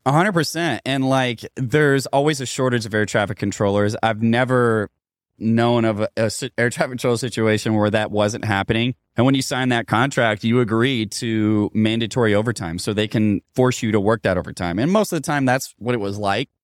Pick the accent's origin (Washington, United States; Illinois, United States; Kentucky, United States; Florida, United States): Kentucky, United States; Louisville; my hometown of Louisville, Kentucky